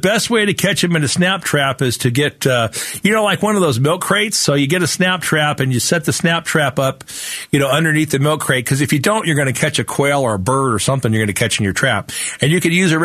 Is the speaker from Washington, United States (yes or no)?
no; Phoenix, Arizona, United States; I grew up here in Sunny Slope